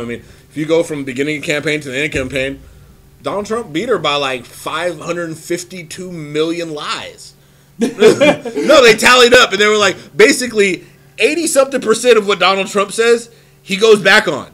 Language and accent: English; United States; I'm an American. I live here.